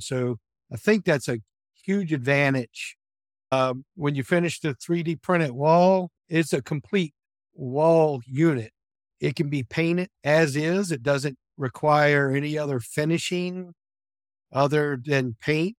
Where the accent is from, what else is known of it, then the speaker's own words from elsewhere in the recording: Williamsburg, Virginia, United States; I was born and raised in Williamsburg, Virginia area, and I've resided here nearby my childhood home my entire life